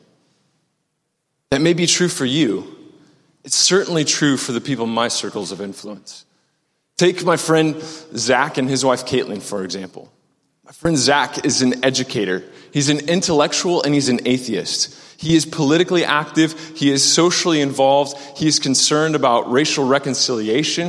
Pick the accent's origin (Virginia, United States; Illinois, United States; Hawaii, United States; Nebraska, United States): Nebraska, United States; Omaha; moved away as an adult; also born or lived in Maryville, Missouri; I'm originally from Omaha, Nebraska. Grew up on 144th and Dodge